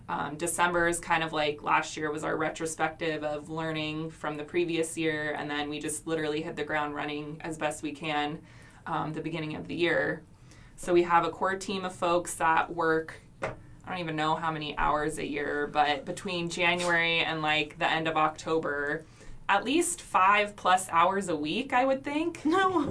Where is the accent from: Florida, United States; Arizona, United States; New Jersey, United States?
Arizona, United States; Phoenix; also born or lived in Los Angeles; as like a 22 year old was getting involved with my hometown city design community